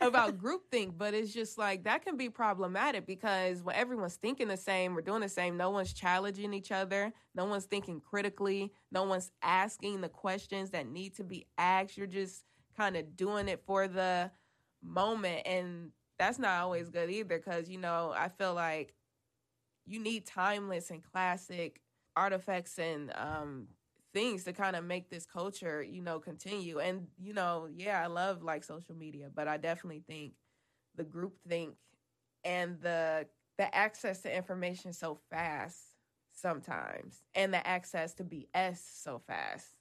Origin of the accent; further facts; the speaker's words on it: Cleveland, Ohio, United States; we're all from Cleveland